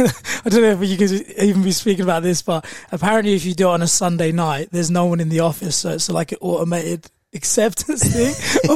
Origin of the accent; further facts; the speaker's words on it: Croydon, London, United Kingdom; moved away as an adult; now in Australia; I grew up in South London, Croydon